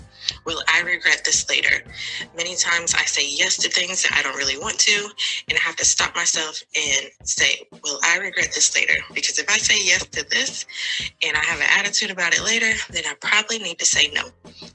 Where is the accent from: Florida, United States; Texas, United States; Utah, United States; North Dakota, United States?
Florida, United States; Jacksonville; I am from Jacksonville, Florida.